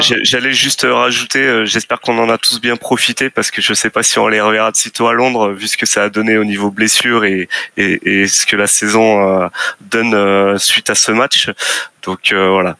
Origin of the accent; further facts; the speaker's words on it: France; je suis de France.